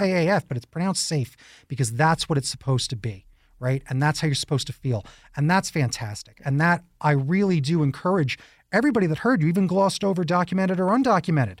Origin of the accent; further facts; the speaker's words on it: New York, United States; now in Tucson, United States; I'm a New Yorker